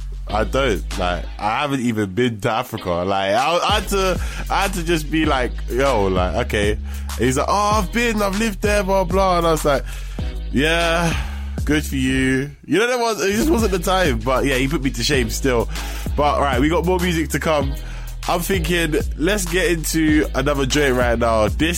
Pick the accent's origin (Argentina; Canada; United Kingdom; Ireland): United Kingdom